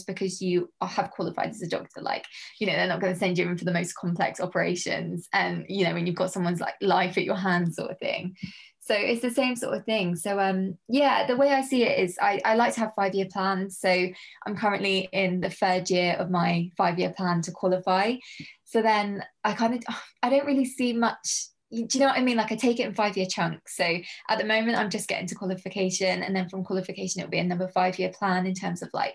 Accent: Portsmouth, South East England, United Kingdom; moved away as an adult; also born or lived in Guildford; I'm actually from the South Coast in the UK. So from a place called Portsmouth.

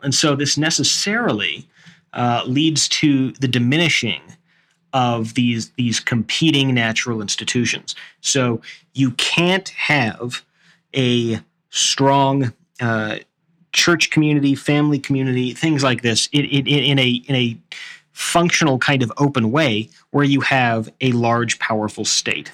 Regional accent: United States; I'm still an American

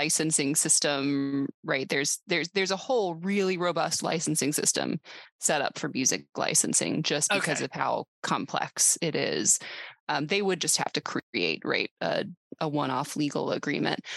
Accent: Alabama, United States; I'm from Alabama

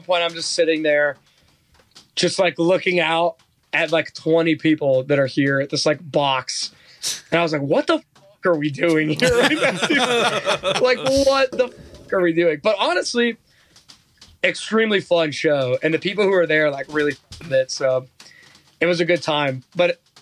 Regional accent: Youngstown, Ohio, United States; I grew up in Youngstown, Ohio.

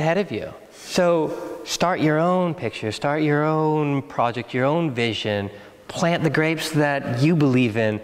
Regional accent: Oregon, United States; moved away as an adult; also born or lived in Bordeaux; I grew up in Oregon.

